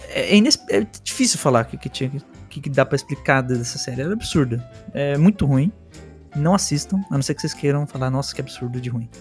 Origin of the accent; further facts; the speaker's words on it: Bogotá, Colombia; now in Brazil; eu morei na Colômbia. Minha infância foi lá, em Bogotá